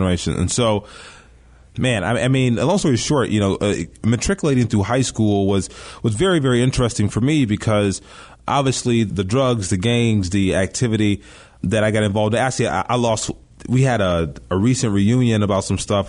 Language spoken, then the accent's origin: English; Chicago, Illinois, United States; I grew up here in Chicago